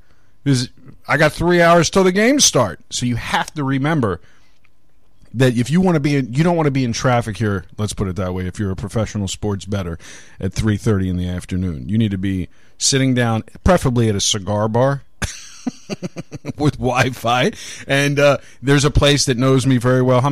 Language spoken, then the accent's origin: English; Baltimore, Maryland, United States; growing up in Baltimore